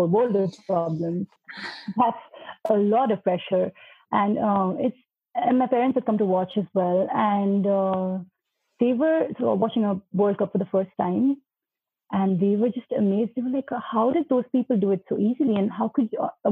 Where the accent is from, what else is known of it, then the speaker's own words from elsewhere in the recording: Uttarakhand, India; now in Delhi, India; I'm from Uttarakhand and I can speak the local dialect